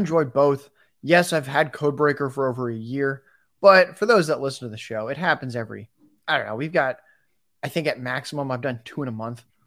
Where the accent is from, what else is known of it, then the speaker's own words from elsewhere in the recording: San Diego, California, United States; I'm in San Diego right now. I'm from San Diego